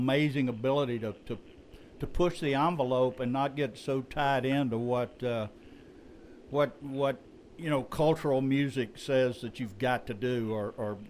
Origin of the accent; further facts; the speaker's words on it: South Louisiana around New Orleans, United States; I grew up in South Louisiana around New Orleans